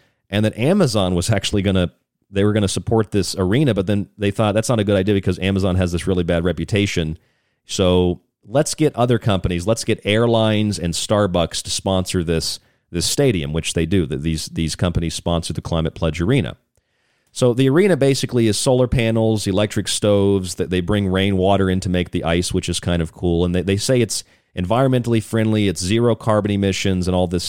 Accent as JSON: {"language": "English", "town": "Tampa", "region": "Florida", "country": "United States", "tie": "born or raised there", "said": "I grew up in Tampa, so I've been to tons of hockey games in Tampa"}